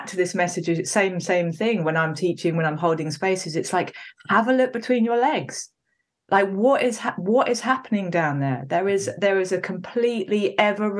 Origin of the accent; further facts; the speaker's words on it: Wales, United Kingdom; I was born in Wales. Anyone who doesn't know Wales in the UK, it's a kind of valley hill place.